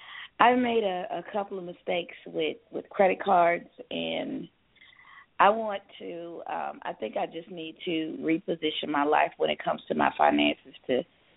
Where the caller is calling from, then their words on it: Georgia, United States; I'm calling from Georgia.